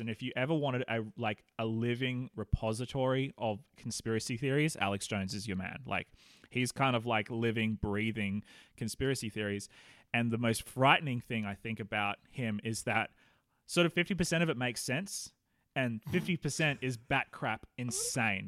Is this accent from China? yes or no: no; Australia; now in New Zealand; Australians like you and me